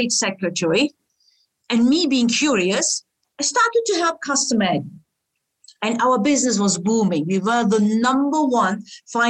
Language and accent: English; Germany; also born or lived in Istanbul, Turkey; now in Switzerland; after I grew up in Germany, my family decided to go back to Istanbul and I started my career there